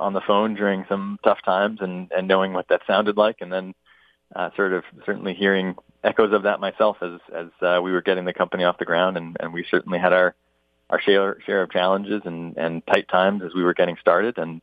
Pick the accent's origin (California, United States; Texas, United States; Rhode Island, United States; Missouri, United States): Rhode Island, United States; Providence; now in Boston, United States; I was born in Providence, Rhode Island, and I grew up there, not far from where I live now in Boston, Massachusetts